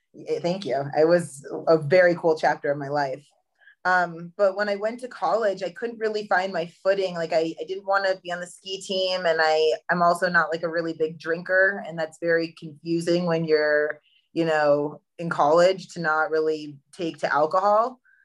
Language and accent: English; Hunter, New York, United States; I grew up in a small town in upstate New York called Hunter Mountain.